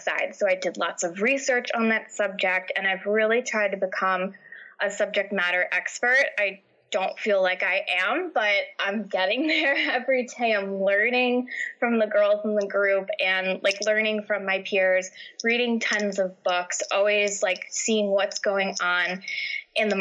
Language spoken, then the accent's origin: English; New York, United States; also born or lived in New Jersey; now in New Hampshire, United States; I'm originally from New York.